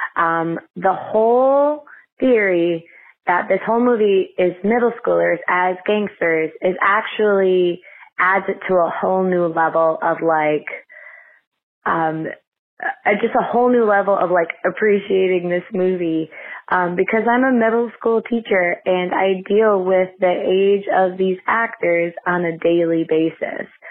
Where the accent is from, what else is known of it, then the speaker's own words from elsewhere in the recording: Buffalo, New York, United States; now in Philadelphia, United States; I live in Philly, but I grew up in Buffalo, New York